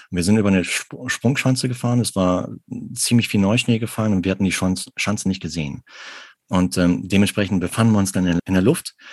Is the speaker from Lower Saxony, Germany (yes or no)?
no; Arnsberg, North Rhine-Westphalia, Germany; Also ich bin im Sauerland groß geworden und zwar in Arnsberg.